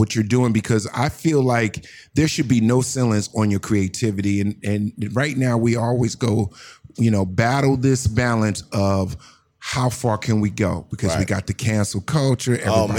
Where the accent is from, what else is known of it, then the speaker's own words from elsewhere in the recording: New Jersey, United States; now in Los Angeles, United States; I'm from the East Coast, Jersey.